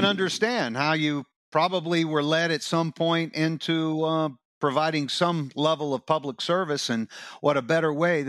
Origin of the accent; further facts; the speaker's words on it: Fayetteville, North Carolina, United States; born there; I was born in Fayetteville, outside of Fort Bragg, North Carolina.